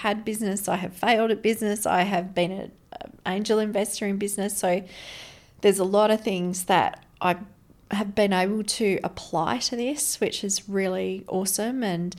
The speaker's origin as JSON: {"language": "English", "town": "Brisbane", "region": "Queensland", "country": "Australia", "tie": "born there", "said": "I was born in Brisbane."}